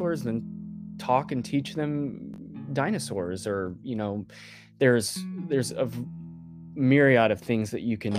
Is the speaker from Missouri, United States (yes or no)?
yes; Ozark, Missouri, United States; also born or lived in Kansas City; We moved from Kansas City back down to Ozark to be closer to my community, my family